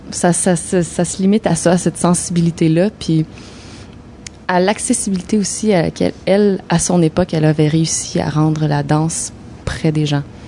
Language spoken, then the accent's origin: French; Sherbrooke, Quebec, Canada; now in Montreal, Canada; de mon patelin, de Sherbrooke